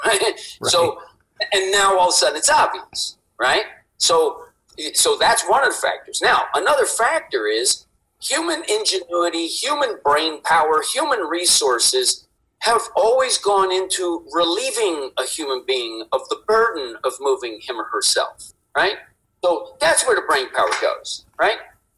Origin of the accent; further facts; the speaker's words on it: East Coast, United States; I grew up on the East Coast.